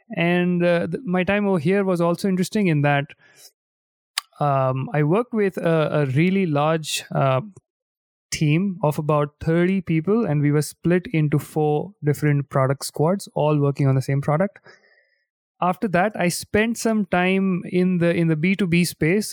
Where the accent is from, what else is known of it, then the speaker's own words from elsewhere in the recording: India; now in London, United Kingdom; I am originally from India